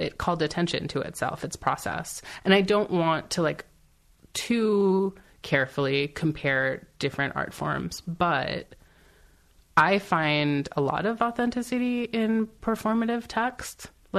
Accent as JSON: {"language": "English", "town": "Silver Spring", "region": "Maryland", "country": "United States", "tie": "born or raised there", "said": "Silver Spring, Maryland."}